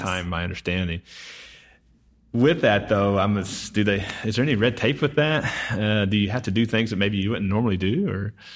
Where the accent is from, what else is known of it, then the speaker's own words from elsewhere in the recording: Sachse, Texas, United States; my hometown of Saxe